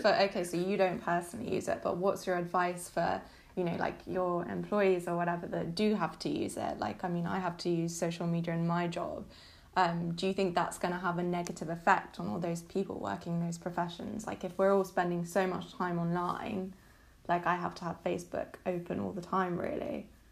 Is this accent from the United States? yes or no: no; United Kingdom; I'm British